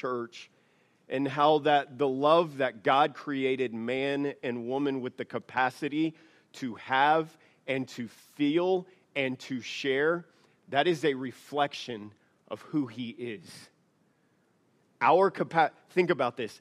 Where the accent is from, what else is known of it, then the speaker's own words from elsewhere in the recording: the South, United States; now in Idaho, United States; I'm from the South